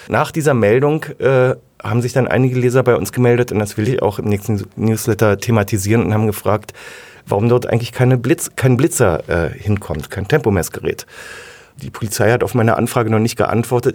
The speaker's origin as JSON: {"language": "German", "region": "Berlin", "country": "Germany", "also_born_or_lived": "Wilmersdorf, Berlin", "said": "also ich komme ja ursprünglich aus Zehlendorf"}